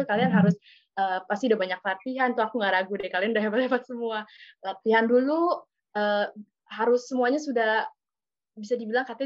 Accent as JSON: {"language": "Indonesian", "region": "Jakarta", "country": "Indonesia", "tie": "born or raised there", "said": "Aku di Jakarta, lahir di Jakarta dan tinggal di Jakarta."}